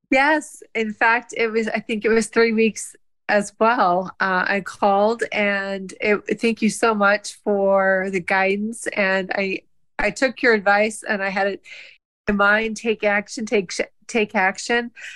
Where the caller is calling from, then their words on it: South Bend, Indiana, United States; I'm calling in from South Bend, Indiana.